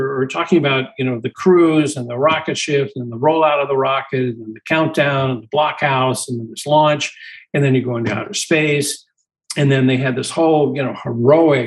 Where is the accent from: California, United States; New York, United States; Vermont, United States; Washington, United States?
California, United States; Glendale; I actually was born and raised in Glendale.